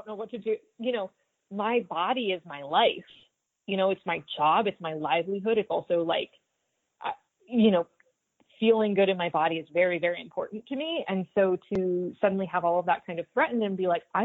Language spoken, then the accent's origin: English; Stuart, Florida, United States; I grew up in Stuart, Florida. We're a small town just north of Palm Beach on the water.